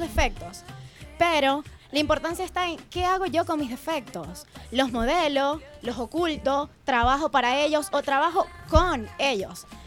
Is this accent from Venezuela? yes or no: yes; Venezuela; moved away as an adult; also born or lived in Chillán, Chile; now in Santiago, Chile; en Venezuela, bueno, tenía mi nombre, podía asistir a eventos sociales, tenía portadas de revistas, pero para nadie es un secreto que tú emigras